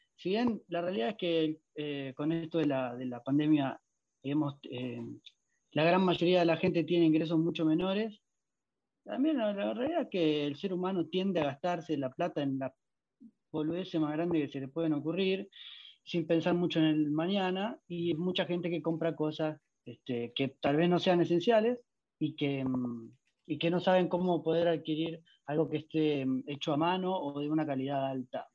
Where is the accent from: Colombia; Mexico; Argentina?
Argentina; moved away as an adult; now in Italy; soy argentino, pero estoy viviendo en Italia en este momento